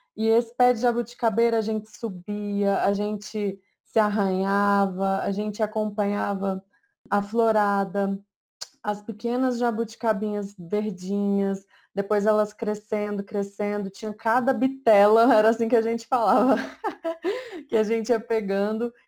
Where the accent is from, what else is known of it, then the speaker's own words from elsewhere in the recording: Cerrado, Brazil; eu sou do Cerrado. É, eu não cresci sabendo todas as, todos os frutos do cerrado